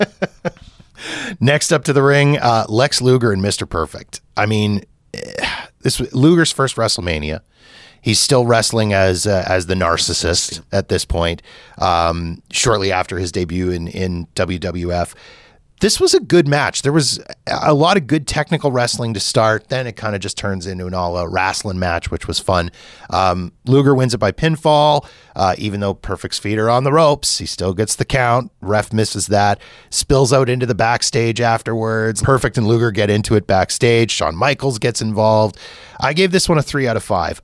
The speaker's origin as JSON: {"language": "English", "country": "Canada", "said": "as a Canadian"}